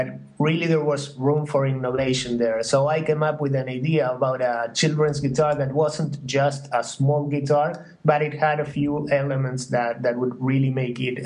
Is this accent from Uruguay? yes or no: yes; Uruguay; moved away as an adult; also born or lived in New York; I'm from Uruguay, and I was in New York.